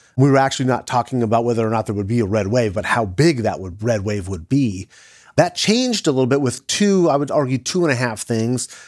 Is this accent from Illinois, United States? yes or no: no; California, United States; as a Californian